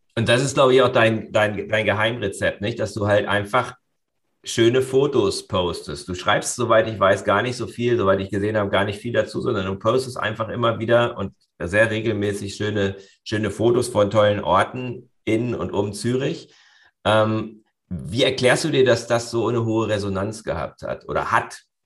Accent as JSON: {"language": "German", "country": "Germany", "said": "bei uns in Deutschland"}